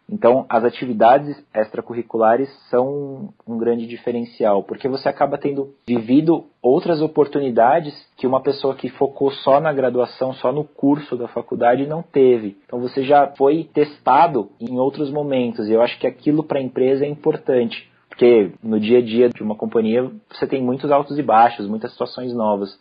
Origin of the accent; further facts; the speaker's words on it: São Paulo, Brazil; also born or lived in São Carlos; eu sou aqui de São Paulo, né? São Paulo, capital da cidade mesmo